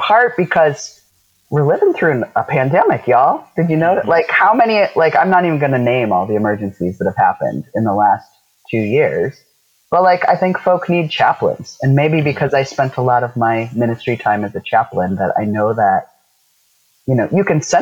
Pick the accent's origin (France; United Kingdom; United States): United States; South Dakota; where I grew up in South Dakota